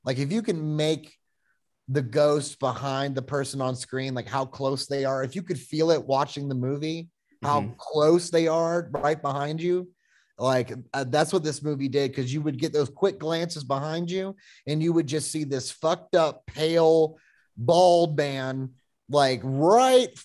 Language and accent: English; Florida, United States; I grew up in Florida